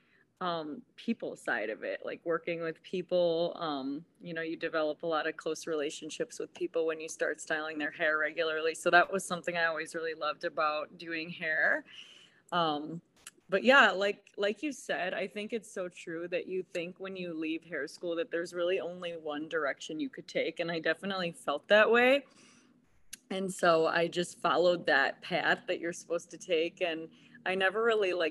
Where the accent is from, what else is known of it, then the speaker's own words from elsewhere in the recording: Chardon, Ohio, United States; I am from Chardon, Ohio